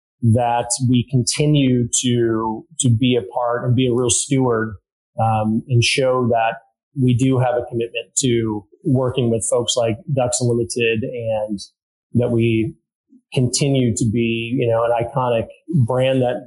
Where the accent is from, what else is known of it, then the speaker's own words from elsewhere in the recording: Illinois, United States; also born or lived in Wisconsin / Minnesota; now in Seattle area, United States; born and raised in Illinois